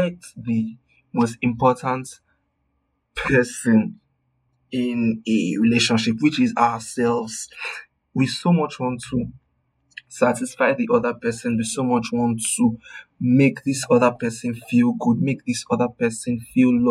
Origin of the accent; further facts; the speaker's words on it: Nigeria; my Nigerian people